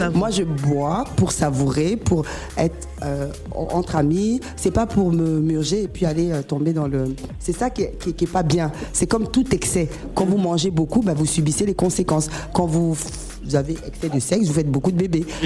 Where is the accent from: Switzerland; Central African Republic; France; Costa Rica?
Central African Republic; je suis centrafricaine